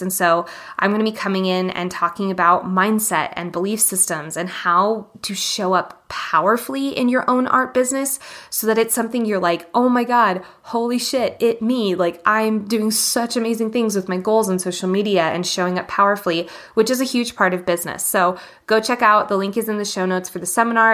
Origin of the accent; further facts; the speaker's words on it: Boulder, Colorado, United States; my hometown of Boulder, Colorado